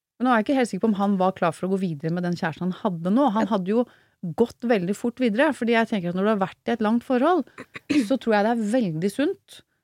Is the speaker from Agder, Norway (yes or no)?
no; Oslo, Norway; opprinnelig fra Groruddalen, Furuset